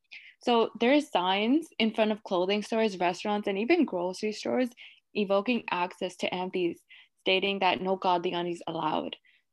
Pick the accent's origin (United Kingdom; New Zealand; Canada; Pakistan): Pakistan; Lahore, Punjab; born there; So I was born in Lahore, Pakistan, and that is where I go whenever I go to visit.